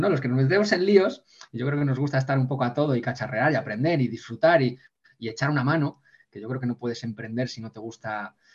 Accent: Ponferrada, Castile and León, Spain

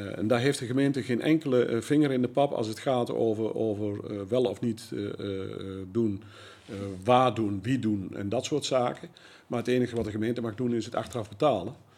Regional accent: Zevenaar, Gelderland, Netherlands; geboren en getogen in Zevenaar.

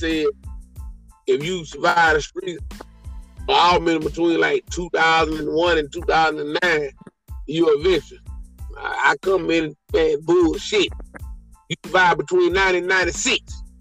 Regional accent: United States; I'm not from Africa. Black man, I'm an American

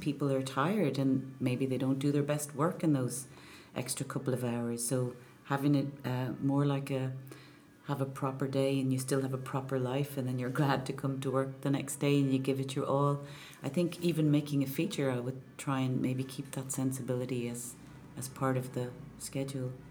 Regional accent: Enniscorthy, County Wexford, Ireland; moved away; also born or lived in Clontarf, Dublin / Bray; we moved to Enniscorthy when I was just before I was four, and um, that's where my dad is from

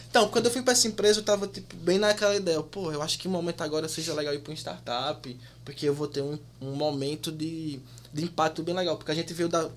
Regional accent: Paraíba, Brazil; moved away as an adult; also born or lived in Rio de Janeiro / Campina Grande; now in Munich, Germany; sou da Paraíba

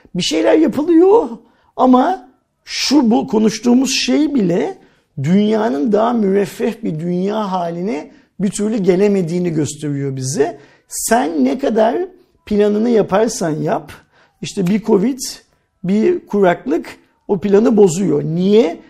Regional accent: Turkey; Biz Türkler olarak bu paraya sahip değiliz

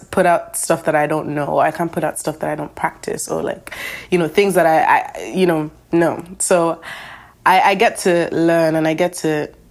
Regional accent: Lagos, Nigeria; now in Boston, United States; I'm from Lagos, Nigeria. I'm currently living in America, though. I'm living in Boston.

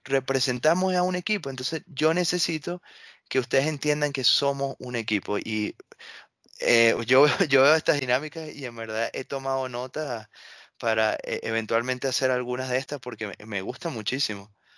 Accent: Venezuela; moved away

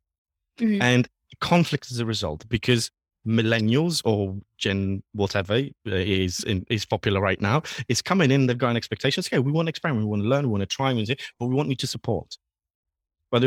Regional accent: Poland; English is a second language; And especially I was born and raised in Poland

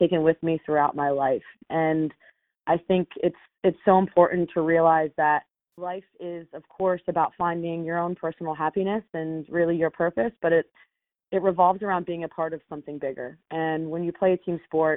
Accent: Silver Spring, Maryland, United States; I grew up in Silver Spring, Maryland, not far from where I live now

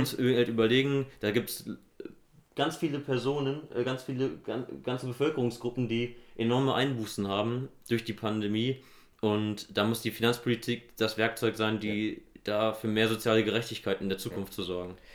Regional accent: Nidderau, Hesse, Germany; Ich komme aus Nidderau im Main-Kinzig-Kreis

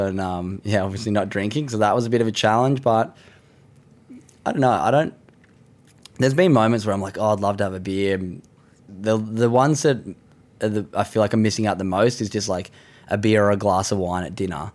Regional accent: Sydney, New South Wales, Australia; beautiful part of the world where I grew up in Sydney

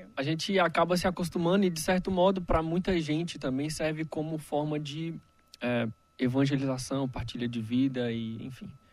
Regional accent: Brasília, Federal District, Brazil; Sou daqui da Arquidiocese de Brasília mesmo

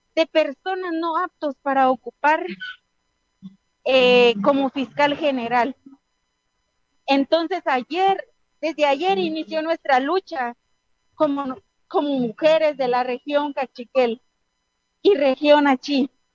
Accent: Guatemala; somos el futuro de Guatemala

